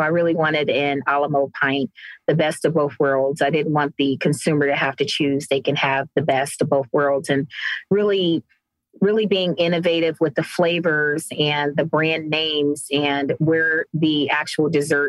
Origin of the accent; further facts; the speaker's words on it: Cleveland, Ohio, United States; now in Cincinnati, United States; So I'm based here in Cincinnati, Ohio. So I'm originally from Cleveland, Ohio.